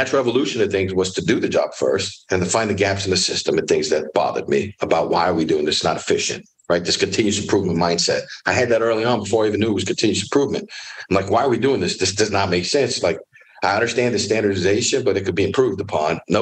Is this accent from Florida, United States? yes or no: yes; Miami, Florida, United States; also born or lived in Orlando, Florida; I'm born and raised in Miami, Florida, raised by a single mom